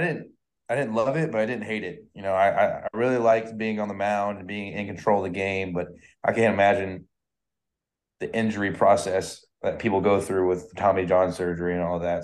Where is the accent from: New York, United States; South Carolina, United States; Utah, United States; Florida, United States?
Florida, United States; Tampa; I'm from Tampa